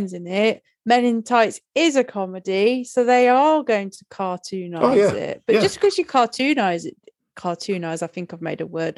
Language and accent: English; Robin Hood part of the country, East Midlands, United Kingdom; I'm from Robin Hood part of the country